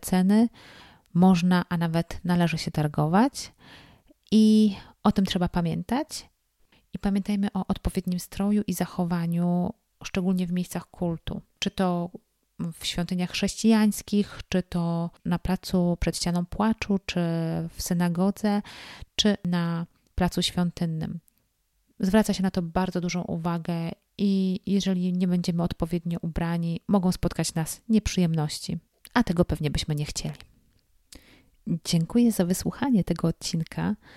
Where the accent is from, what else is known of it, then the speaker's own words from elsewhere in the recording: Poland; jestem z Polski